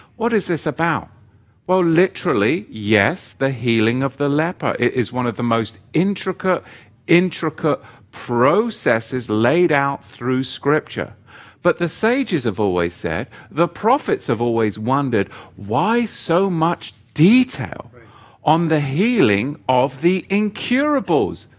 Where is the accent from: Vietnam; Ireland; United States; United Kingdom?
United Kingdom; England; as a young boy growing up in England